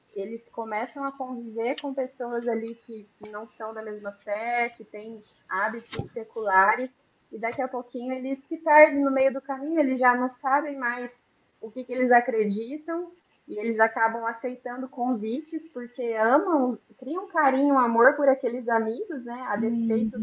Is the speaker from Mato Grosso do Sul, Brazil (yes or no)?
yes; Campo Grande, Mato Grosso do Sul, Brazil; now in Engenheiro Coelho, Brazil; a gente é de Campo Grande, mas atualmente moramos aqui em Engenheiro Coelho, São Paulo